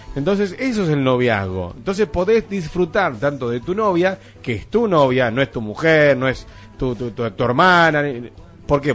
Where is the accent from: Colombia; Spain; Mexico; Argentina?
Argentina; nosotros, como argentinos